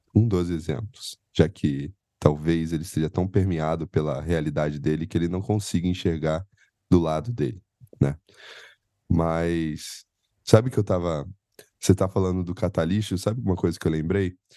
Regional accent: Penedo, Rio de Janeiro, Brazil; moved away as an adult; now in São Paulo, Brazil; eu sou do interior do Rio, e não sei se o povo sabe, eu sou de uma colônia finlandesa no interior do Rio chamada Penedo

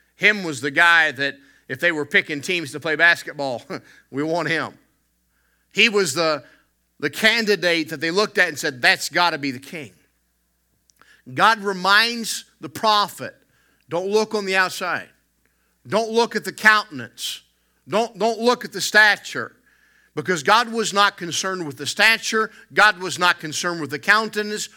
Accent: United States; moved away as an adult; now in Canada; an American who moved to Canada

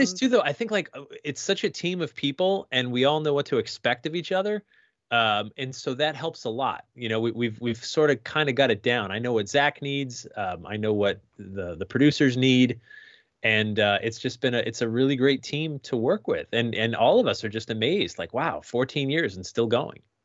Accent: Sandy Hook, Connecticut, United States; I grew up in Sandy Hook, Connecticut

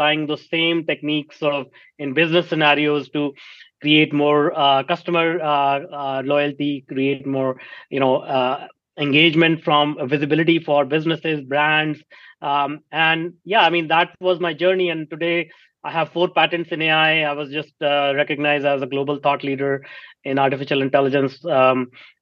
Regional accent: India; moved away as an adult; now in North America; I grew up in India, if you cannot recognize my accent, in a small town.

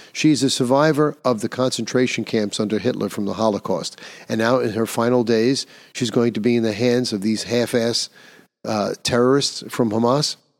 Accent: New York, United States; my home state of New York

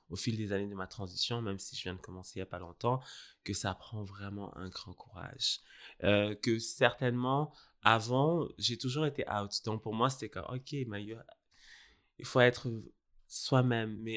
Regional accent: Senegal; also born or lived in Burundi; je suis né au Donc, Burundi, mais j'ai grandi au Sénégal.

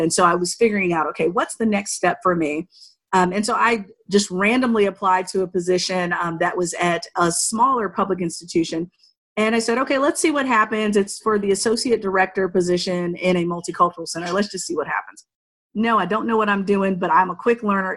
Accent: Altavista, Virginia, United States; moved away as an adult; also born or lived in Shenandoah Valley, Virginia; I was born and raised in Southern Virginia, right outside of Lynchburg, Virginia, in this small town called Alta Vista

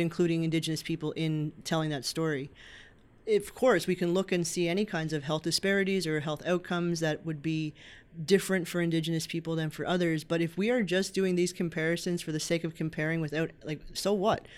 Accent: Happy Valley-Goose Bay, Newfoundland and Labrador, Canada; I'm originally from Happy Valley Goose Bay in Labrador

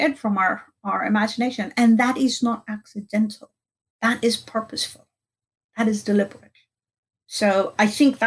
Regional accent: India; I grew up in India

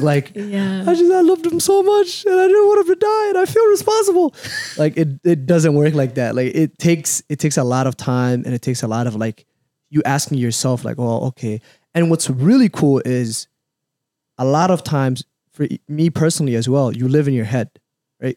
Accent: Minneapolis, Minnesota, United States; also born or lived in Somalia; I grew up in Cedar

